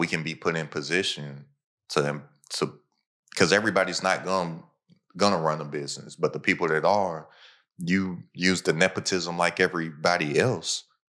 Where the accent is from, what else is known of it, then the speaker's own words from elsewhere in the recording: United States; my hometown is a hour away from Cincinnati, like a hour away from Louisville.